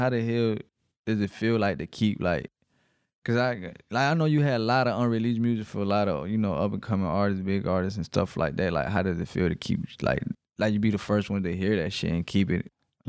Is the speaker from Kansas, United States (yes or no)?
no; Riverdale, Georgia, United States; I'm even from Riverdale, right here.